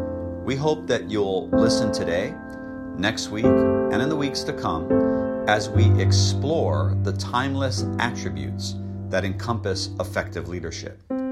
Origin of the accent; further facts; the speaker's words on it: Hawaii, United States; as a young boy growing up in Hawaii